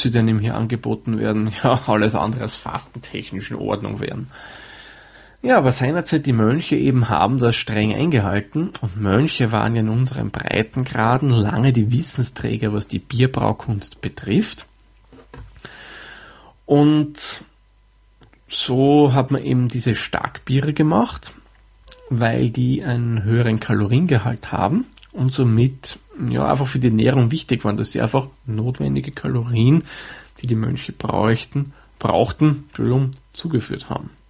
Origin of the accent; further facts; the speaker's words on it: Austria; man vermutlich etwas an meiner Aussprechweise heraushören kann oder vermuten kann, sagen wir mal so, komme ich aus Österreich.